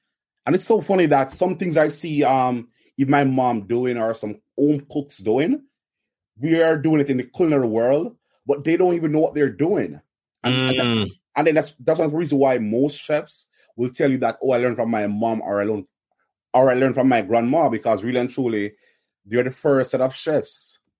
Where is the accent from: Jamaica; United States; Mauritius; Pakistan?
Jamaica; Kingston, Surrey; Kingston, Jamaica, of course. Kingston, Jamaica.